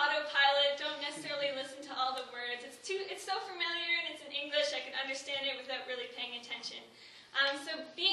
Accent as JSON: {"language": "English", "town": "Kentville", "region": "Nova Scotia", "country": "Canada", "said": "I am from Kentville, Nova Scotia."}